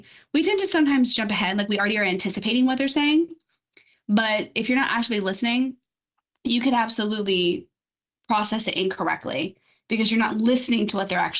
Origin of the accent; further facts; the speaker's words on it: Louisiana, United States; moved away as an adult; now in Florida, United States; I'm from Louisiana